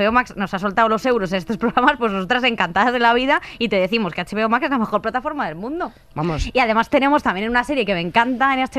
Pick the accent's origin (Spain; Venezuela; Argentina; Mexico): Spain; Rivas-Vaciamadrid, Community of Madrid; yo soy de Rivas y yo voto en Rivas